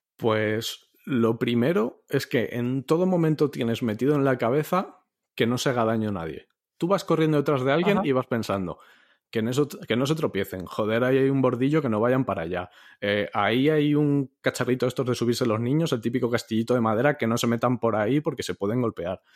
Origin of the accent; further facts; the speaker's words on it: Parla, Community of Madrid, Spain; aquí, en mi pueblo